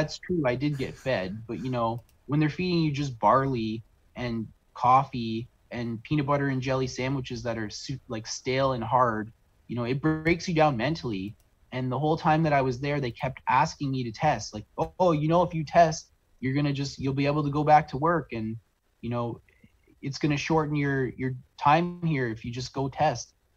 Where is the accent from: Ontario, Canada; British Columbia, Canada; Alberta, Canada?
Ontario, Canada; St. Catharines; I'm from uh, South on, Southern Ontario in a town called St. Catharines, Ontario